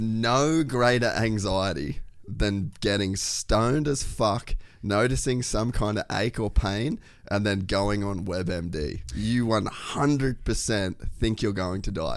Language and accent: English; Cairns, Queensland, Australia; I grew up in Cairns